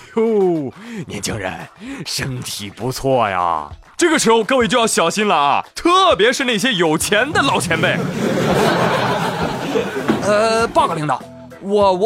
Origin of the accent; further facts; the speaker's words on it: China; 我毕竟我是中国人嘛，